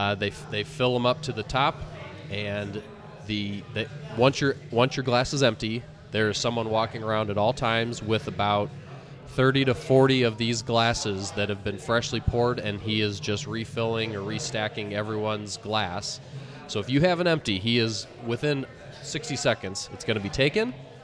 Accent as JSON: {"language": "English", "country": "United States", "said": "being an American"}